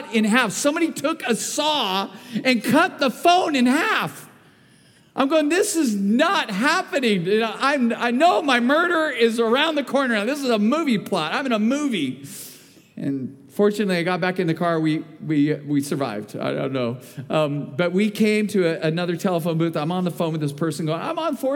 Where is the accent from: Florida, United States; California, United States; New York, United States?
California, United States; Bakersfield; I was born and raised in Bakersfield.